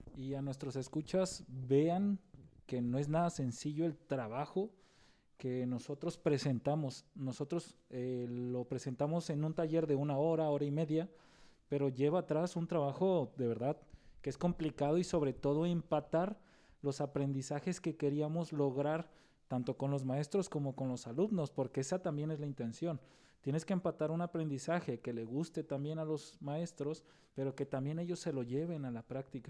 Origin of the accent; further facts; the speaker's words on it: Nayarit, Mexico; nosotros somos de Nayarit